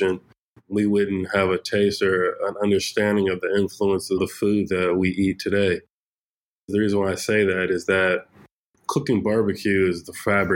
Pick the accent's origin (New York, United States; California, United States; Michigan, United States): California, United States; Fresno; Born and raised in the Central Valley in Fresno, California